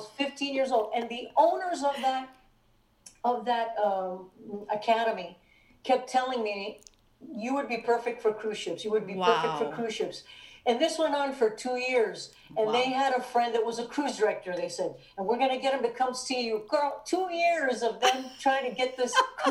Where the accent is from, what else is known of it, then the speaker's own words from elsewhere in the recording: Hialeah, Florida, United States; I was born and raised in Miami, Florida, Hialeah